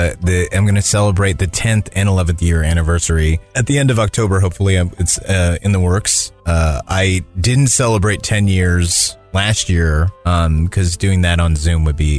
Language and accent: English; Philippines; born there; Well, I was born in the Philippines.